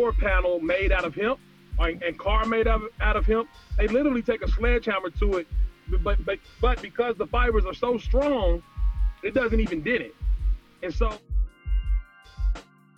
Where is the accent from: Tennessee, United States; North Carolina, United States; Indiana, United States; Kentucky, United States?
Kentucky, United States; I'm from Kentucky